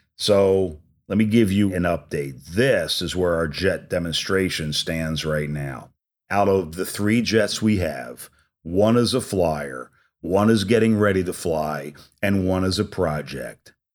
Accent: New Jersey, United States; I'm an Italian from New Jersey

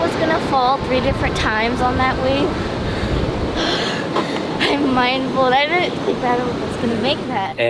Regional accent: Texas, United States; also born or lived in North Shore, Oahu, Hawaii; now in Oahu, United States; I'm originally from Texas, and now I live on the North Shore of Oahu.

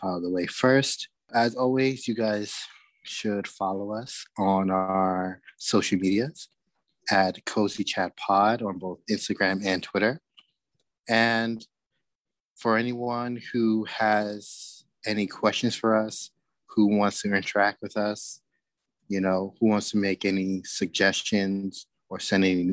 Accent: New York City, New York, United States; I'm from Brooklyn

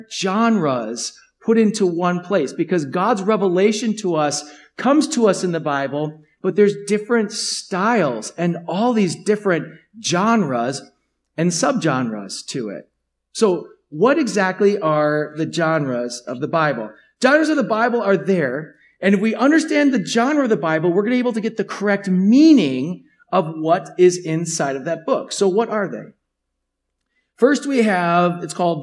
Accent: United States; As you as an American

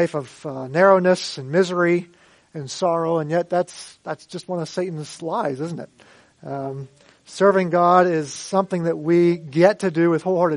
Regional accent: Mifflin County, Pennsylvania, United States; I grew up in the Brethren in Christ Church in Mifflin County

